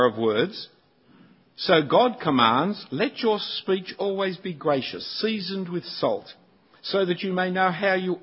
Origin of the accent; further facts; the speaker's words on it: Sydney, New South Wales, Australia; I'm not an Australian, I'm a Sydney-sider